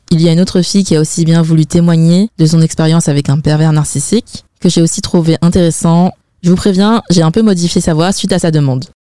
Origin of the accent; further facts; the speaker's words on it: France; je suis née en France.